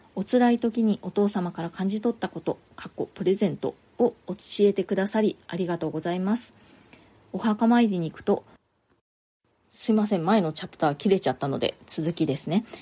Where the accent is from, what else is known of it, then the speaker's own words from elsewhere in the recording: Japan; moved away as an adult; now in New York, United States; 私の実家庭があってね結構あの田舎